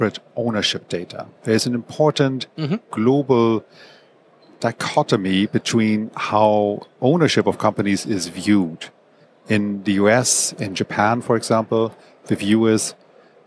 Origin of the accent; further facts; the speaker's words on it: Germany; moved away as an adult; also born or lived in Hong Kong; now in Singapore; I'm originally from Germany